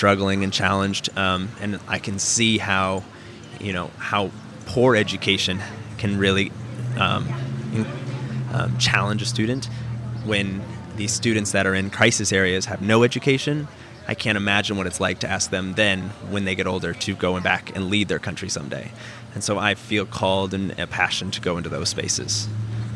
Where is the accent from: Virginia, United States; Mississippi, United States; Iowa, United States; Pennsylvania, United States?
Iowa, United States; moved away as an adult; also born or lived in Thailand; now in St. Louis, United States; I born and raised in Iowa and went to the University of Iowa and studied theater